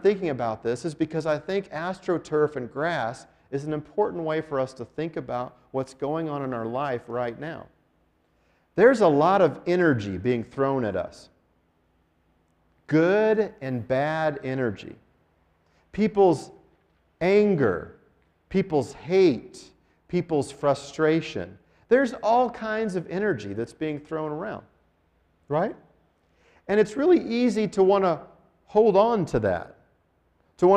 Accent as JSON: {"language": "English", "town": "Denver", "region": "Colorado", "country": "United States", "tie": "born or raised there", "moved": "yes", "lives_now": "Albuquerque, United States", "said": "I grew up in Denver"}